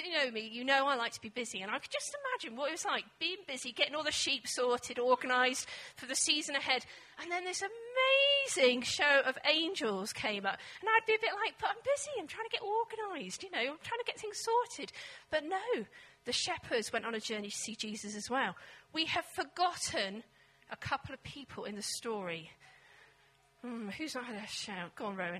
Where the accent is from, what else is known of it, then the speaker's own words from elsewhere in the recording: England, United Kingdom; also born or lived in Scotland; being an English woman